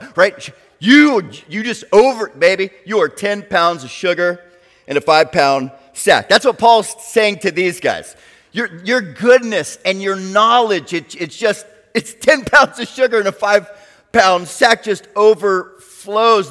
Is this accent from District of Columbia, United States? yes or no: no; South Florida, United States; moved away as an adult; also born or lived in Orlando, Florida; now in Chattanooga, United States; growing up in South Florida